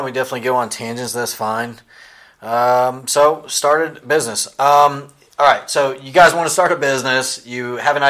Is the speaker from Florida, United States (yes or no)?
yes; Tampa, Florida, United States; moved away as an adult; also born or lived in Virginia; now in Greenville, United States; Tampa, Florida. That's where I was raised and grown up, on a dirt road in a single-wide trailer